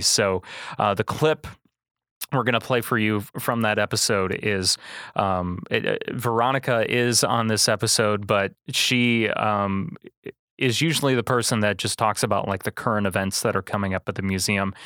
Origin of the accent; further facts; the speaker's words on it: Manteno, Illinois, United States; born and raised in Mantino